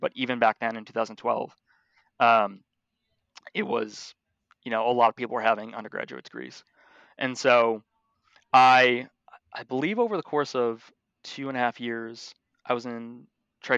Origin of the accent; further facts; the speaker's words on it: Buffalo, New York, United States; born and raised in Buffalo, New York